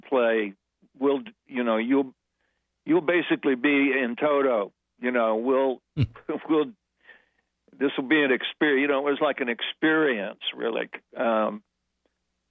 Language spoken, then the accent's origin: English; California, United States; moved away as an adult; also born or lived in New York; as a Californian, that I would move my family to New York